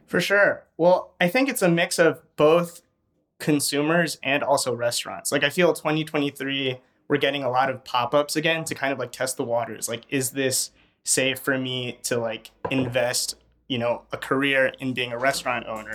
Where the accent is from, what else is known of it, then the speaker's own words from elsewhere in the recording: Chicago, Illinois, United States; I grew up in Albany Park